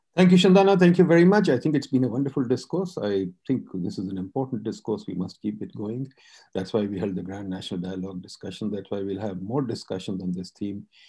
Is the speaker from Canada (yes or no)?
no; Pakistan; I as a Pakistani